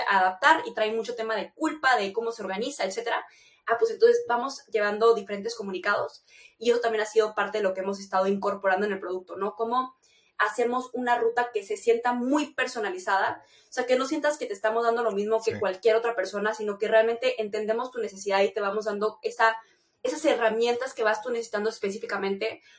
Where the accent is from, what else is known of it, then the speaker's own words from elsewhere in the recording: Chihuahua, Mexico; Yo vengo de Chihuahua